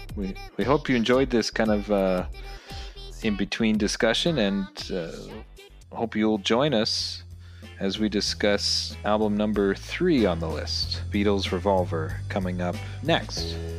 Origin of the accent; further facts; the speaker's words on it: Ontario, Canada; as obviously the two of us being Canadian and and me still living in Canada